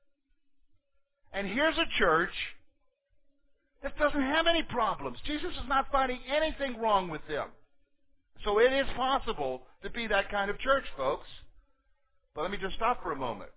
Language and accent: English; United States; as American Christians